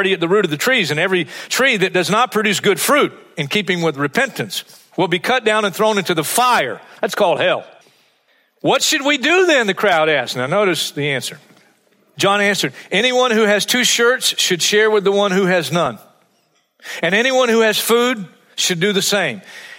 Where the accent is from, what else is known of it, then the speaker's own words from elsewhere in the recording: Hartsville, South Carolina, United States; We were at a crusade, the Freddie Gage Crusade in my hometown of Hartsville, South Carolina.